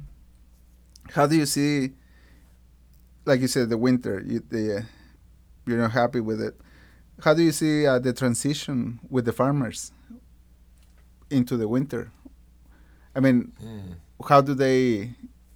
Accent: Mexico; moved away; also born or lived in South Carolina; Went back to Mexico

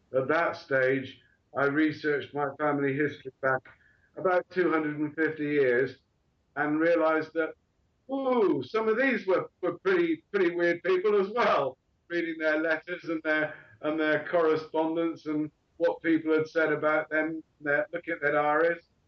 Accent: Bristol, South West England, United Kingdom; also born or lived in Portsmouth; I was born in Bristol in the southwest of England and educated at Wellsway School

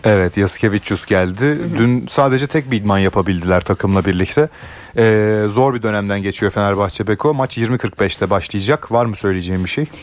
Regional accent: Ankara, Turkey; bir Ankaralı olarak

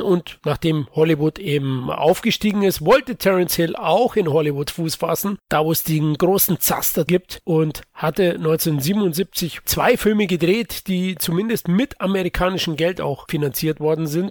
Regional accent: Bavaria, Germany; als Bayer

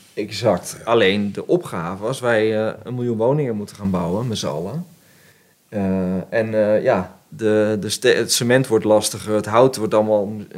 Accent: the Arnhem area, Gelderland, Netherlands; ik kom uit het Arnhemse

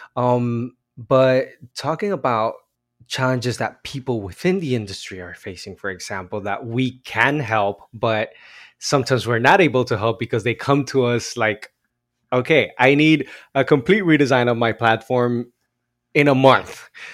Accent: Bogotá, Colombia; now in Los Angeles, United States; I grew up in Bogota, Colombia.

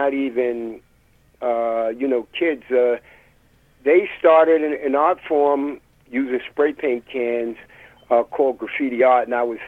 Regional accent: New York City, New York, United States; I grew up in the East New York section, Lewis H. Pink houses

